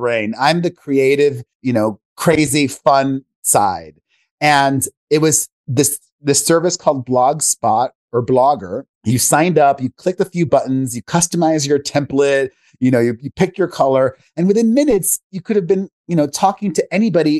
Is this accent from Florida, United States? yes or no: yes; Miami, Florida, United States; moved away as an adult; also born or lived in New York; now in Las Vegas, United States; I grew up in Miami, Florida, the son of two Cuban immigrants